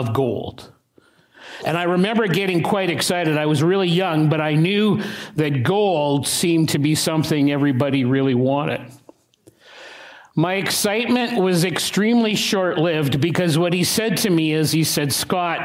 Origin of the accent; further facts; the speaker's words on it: Regina, Saskatchewan, Canada; I was 7, maybe 8 years of age, growing up in Regina